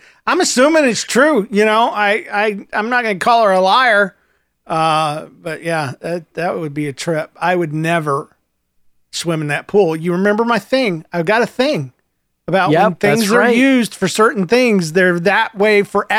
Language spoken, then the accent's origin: English; Alberta, Canada; I'm 11 from Alberta, Canada.